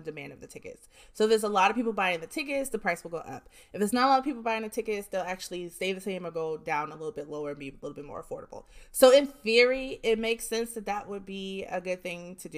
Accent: Jersey City, New Jersey, United States; I'm from Jersey City

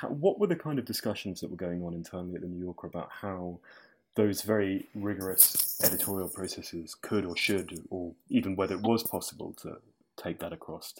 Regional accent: United Kingdom; we're British

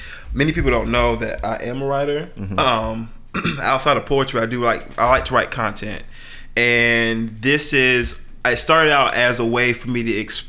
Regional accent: Fayetteville, United States; the neighborhood I grew up in Fayetteville is called Tiffany Pines

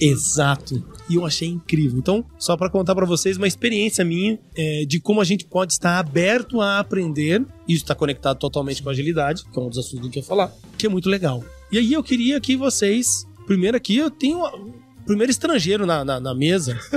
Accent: interior of Paraná, Brazil; eu sou lá do interior do Paraná

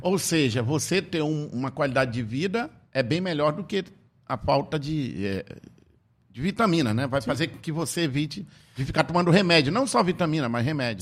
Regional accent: Tefé, Amazonas, Brazil; moved away; Lá em Tefé, de onde eu vim

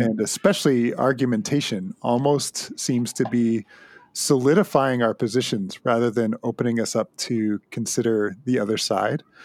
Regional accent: Southern Ontario, Canada; I hail from Southern Ontario

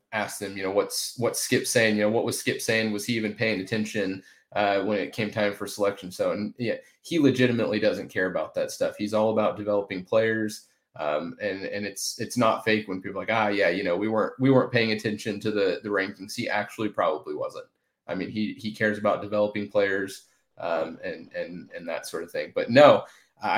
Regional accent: Tulsa, Oklahoma, United States; I grew up in Tulsa

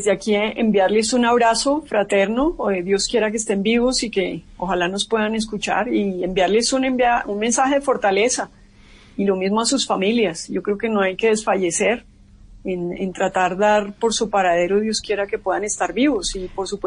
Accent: Colombia; pues porque en este caso pues todos somos colombianos

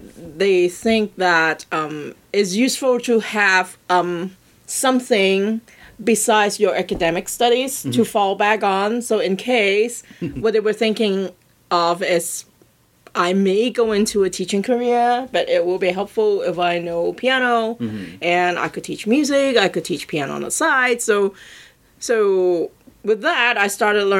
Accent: Hong Kong; moved away as an adult; now in New York, United States; I am originally from Hong Kong, and I grew up there

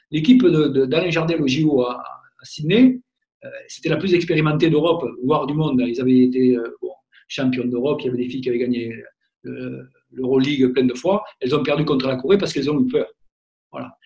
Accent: Gascony, France; also born or lived in Orléans; c'est mon, mon côté un peu euh, gascon

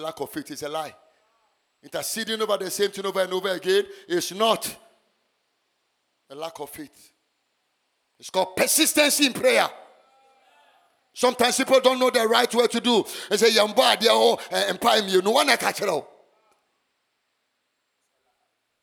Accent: Ghana; I was born and bred in Ghana

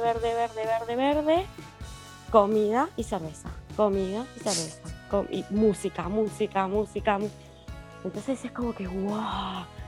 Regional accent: Argentina; somos argentinos de Argentina

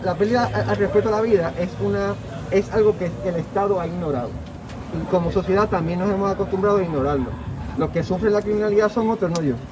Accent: Puerto Rico

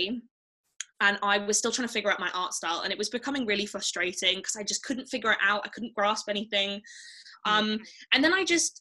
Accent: Devon, South West England, United Kingdom; now in Manchester, United Kingdom; I grew up in the south, so I grew up in Devon, so in the countryside

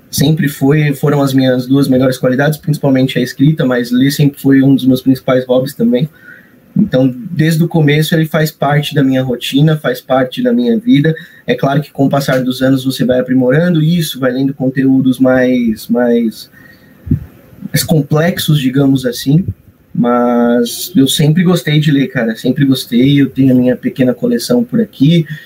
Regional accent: Santo André, São Paulo, Brazil; also born or lived in São Caetano do Sul; Eu sou de São Caetano do Sul, mas Vivi minha vida toda em Santo André, na cidade vizinha, me considero andriense

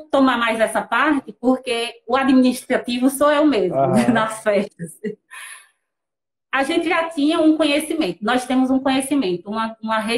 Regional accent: Petrolina, Pernambuco, Brazil; also born or lived in Rio Formoso; Alex é de Rio Formoso, eu sou de Petrolina, Pernambuco, naturais, né? Atualmente moramos em Petrolina, Pernambuco.

